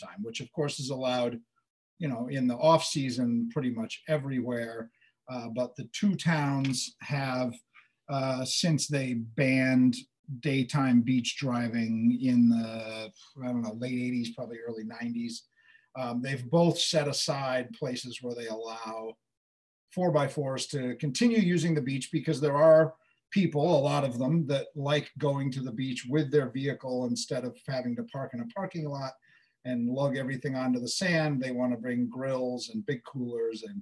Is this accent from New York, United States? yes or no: yes; Southampton, New York, United States; I'm from Southampton, and when I bought a house on Gardner Avenue, I got bub street cred, but I am still not a bub